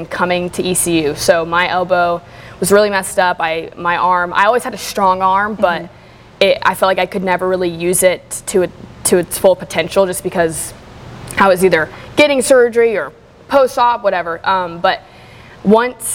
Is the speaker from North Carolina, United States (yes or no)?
yes; Charlotte, North Carolina, United States; now in Greenville, United States; growing up in Charlotte